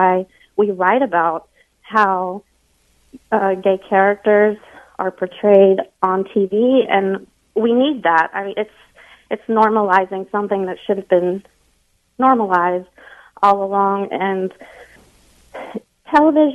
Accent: the South, United States; I'm from the South

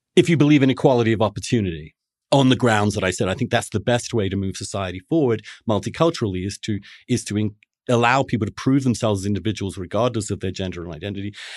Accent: England, United Kingdom; now in New York, United States; I grew up a Catholic in England

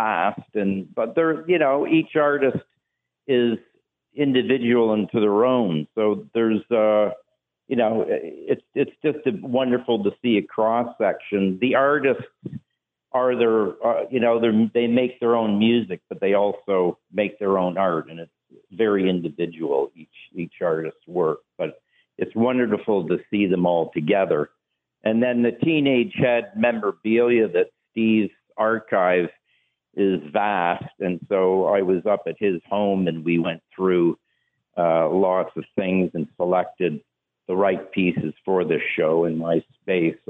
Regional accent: Hamilton, Ontario, Canada; we're all from Hamilton

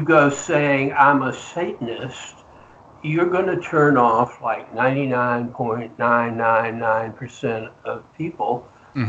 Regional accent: Deep South, United States; I was raised in the Deep South, so I used to go to the... Oral Roberts tent meetings

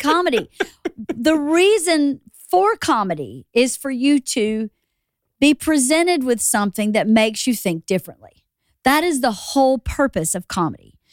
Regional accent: Georgia, United States; moved away as an adult; also born or lived in New York; now in Los Angeles, United States; We go to Georgia to my hometown where everybody knew us anyway.

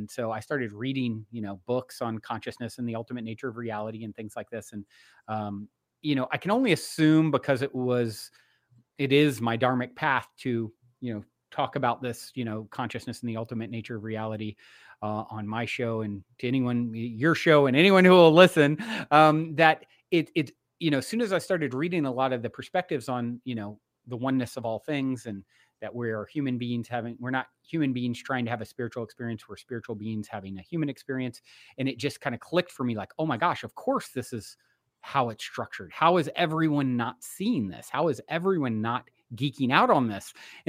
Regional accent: Virginia, United States; now in Los Angeles, United States; I grew up on the East Coast in Virginia. I currently reside in Los Angeles, California.

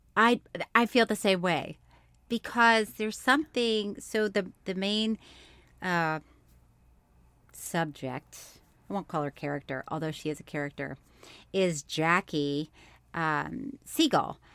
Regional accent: Orlando, Florida, United States; moved away; I'm from Florida, and I lived in Orlando for a long time, and when people would ask me where I, I was from, I'd say here

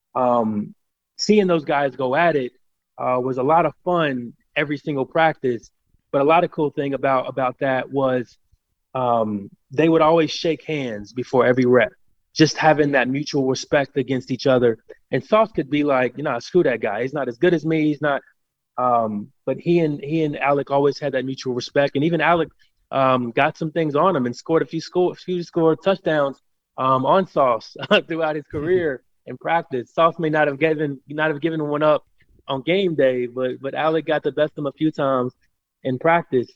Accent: Cincinnati, Ohio, United States; I'm born and raised in Cincinnati, Ohio

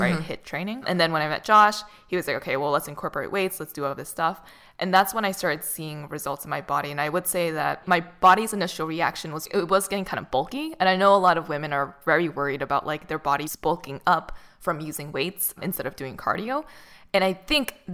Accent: Boston, Massachusetts, United States; moved away; also born or lived in Santa Monica; I'm from Boston

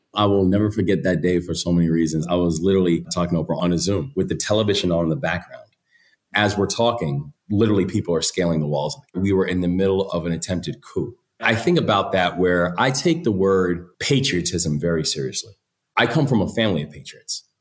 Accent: Maryland, United States; in my home state, I'm a third generation Marylander.

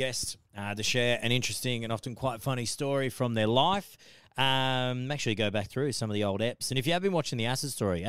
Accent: Central Coast, New South Wales, Australia; also born or lived in Muswellbrook, Hunter Valley; I grew up on the Central Coast as well

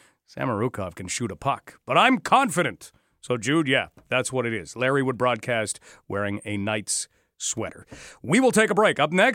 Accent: Canada; Don't worry. We are Canadian. And we are determined to remain that way.

